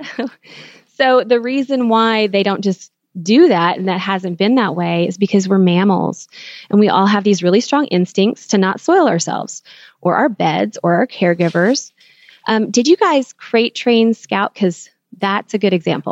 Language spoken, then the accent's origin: English; Texas, United States; moved away; also born or lived in California; growing up in Texas